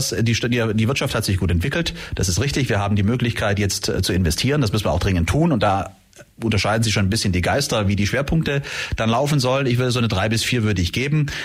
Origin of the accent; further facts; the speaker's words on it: Ulm, Baden-Württemberg, Germany; Naja, es ist natürlich meine Heimatstadt. Ich bin natürlich hier verwurzelt und verwoben, bin hier aufgewachsen und bin hier beruflich tätig, bin in Vereinen äh, unterwegs.